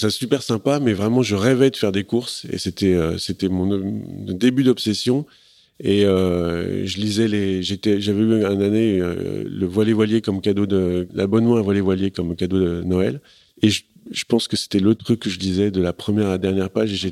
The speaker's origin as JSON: {"language": "French", "town": "Paris", "region": "Île-de-France", "country": "France", "said": "je suis un parisien frustré"}